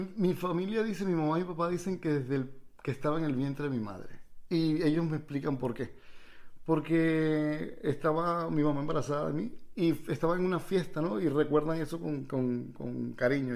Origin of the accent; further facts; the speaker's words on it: Villa de Cura, Aragua, Venezuela; moved away as an adult; also born or lived in Peru; yo soy villacurano, yo, no soy peruano, nací pero yo soy villacurano, ese es mi pueblo